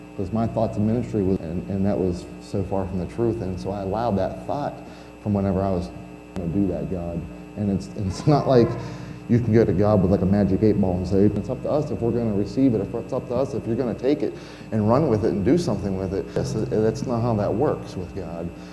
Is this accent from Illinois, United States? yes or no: no; Pennsylvania, United States; moved away; I'm originally from Pennsylvania